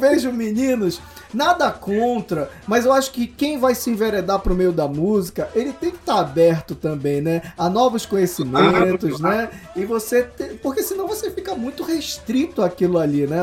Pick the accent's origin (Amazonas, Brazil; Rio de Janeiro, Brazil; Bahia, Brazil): Amazonas, Brazil; Manaus; eu sou de Manaus